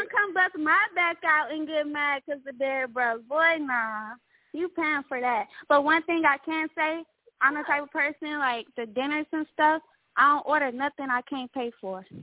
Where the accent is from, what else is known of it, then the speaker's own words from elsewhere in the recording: Houston, Texas, United States; now in Maryland, United States; I'm representing Houston, Texas